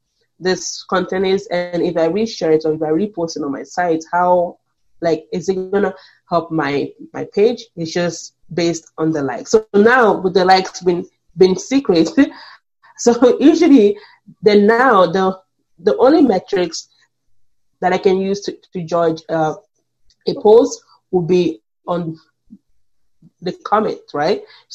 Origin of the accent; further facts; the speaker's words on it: Canada; Because as a Canadian, I can see it already.